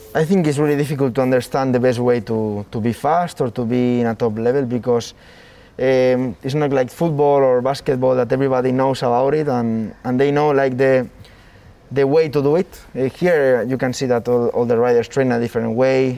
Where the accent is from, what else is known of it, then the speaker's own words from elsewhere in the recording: near Jarama, Community of Madrid, Spain; five minutes from my my home my hometown